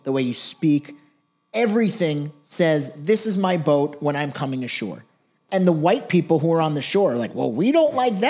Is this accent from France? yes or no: no; United States; me as an American Jew, I've been to Israel and been to the West Bank.